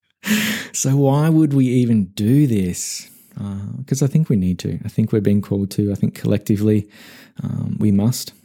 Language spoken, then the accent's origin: English; Australia; moved away as an adult; also born or lived in Melbourne; now in United States; My home country, uh, Australia and the relative safety and security and familiarity it provided, I decoupled from as I left and moved to the US